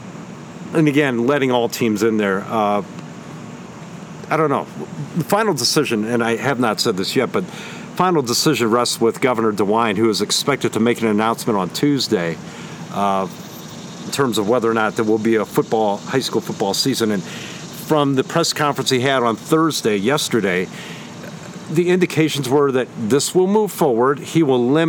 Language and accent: English; Massillon, Ohio, United States; Massillon, my hometown